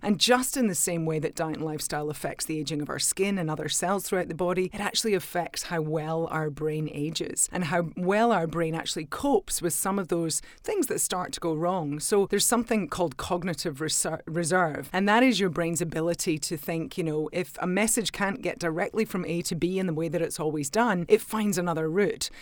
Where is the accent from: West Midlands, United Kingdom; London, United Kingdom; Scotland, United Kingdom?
Scotland, United Kingdom; now in Australia; I'm a Scot